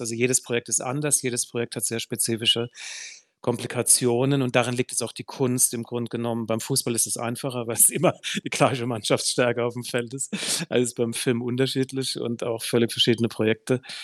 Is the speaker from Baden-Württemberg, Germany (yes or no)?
yes; Heidelberg, Baden-Württemberg, Germany; in meiner Heimatstadt Heidelberg